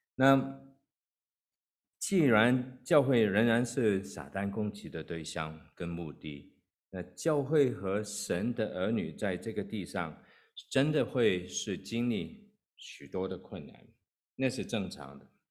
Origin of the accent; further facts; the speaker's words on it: Hong Kong; moved away as an adult; also born or lived in Kowloon; now in United States; 我在香港出生，那也在香港长大，那是二十几岁我才跟太太一起移民到美国。那在香港的时候，呃，我是住在 ，呃，九龙的地方